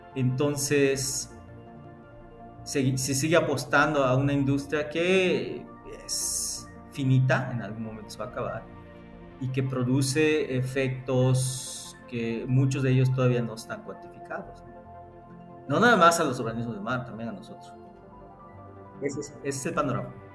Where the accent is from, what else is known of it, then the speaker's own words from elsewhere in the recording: Yucatán, Mexico; te lo digo como mexicano, como yucateco